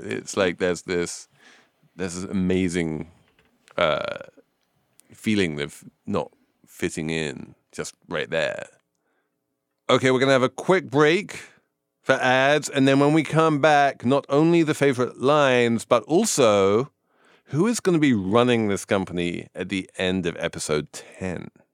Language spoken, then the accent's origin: English; England, United Kingdom; I'm English.